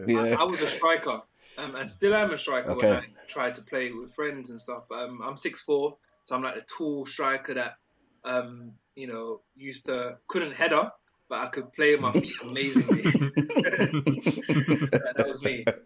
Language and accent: English; London, United Kingdom; growing up in London, I grew up in an area called Waterloo, which is pretty popular now in terms of how central it is.